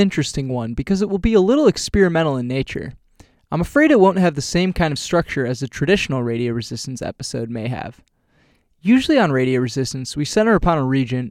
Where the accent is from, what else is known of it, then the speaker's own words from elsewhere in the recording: United States; I'm American